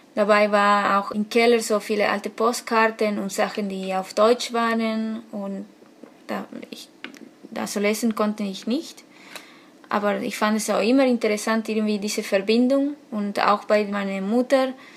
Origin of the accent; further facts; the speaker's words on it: Argentina; German is a second language; moved away as an adult; now in Hamburg, Germany; Ich komme aus Argentinien und jetzt im Moment äh, wohne ich in Hamburg